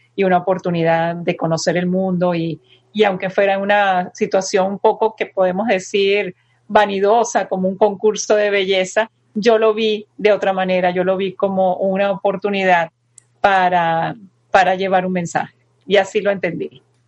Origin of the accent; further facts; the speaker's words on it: Venezuela; also born or lived in Madrid, Spain; yo nací en Madrid y me llevaron a Venezuela chiquitica, de año y medio